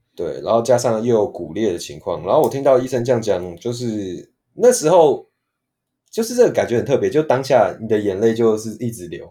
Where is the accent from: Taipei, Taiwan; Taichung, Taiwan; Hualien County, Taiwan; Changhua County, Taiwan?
Taipei, Taiwan; also born or lived in Kaohsiung; 毕竟我是台北人